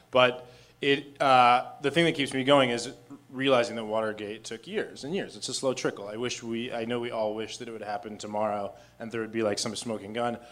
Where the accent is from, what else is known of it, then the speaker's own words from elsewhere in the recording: Arizona, United States; I'm from Arizona